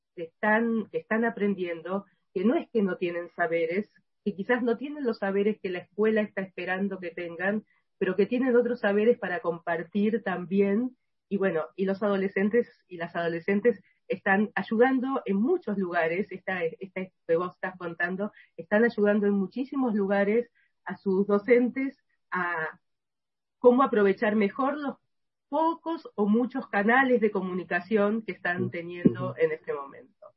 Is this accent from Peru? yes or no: no; Argentina; en mi país